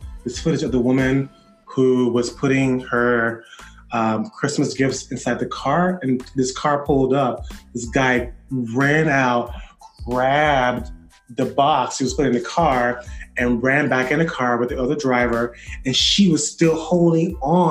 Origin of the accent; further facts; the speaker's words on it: Miami, Florida, United States; now in New York, United States; where are you from? I said, Miami